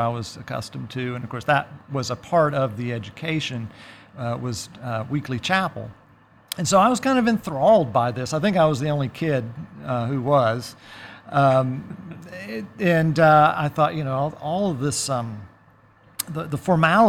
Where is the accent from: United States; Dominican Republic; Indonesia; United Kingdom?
United States; DeLand, Florida; moved away as an adult; now in Athens, United States; I'm a native of DeLand, Florida